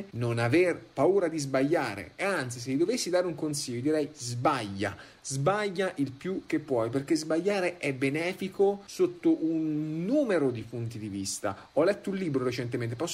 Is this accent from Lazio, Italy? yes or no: no; Perugia, Umbria, Italy; moved away as an adult; also born or lived in Turin / Trento; sono di Perugia